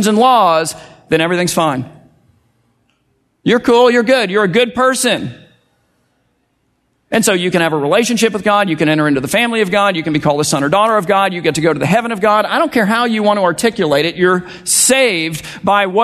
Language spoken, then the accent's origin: English; United States; as American evangelical Christians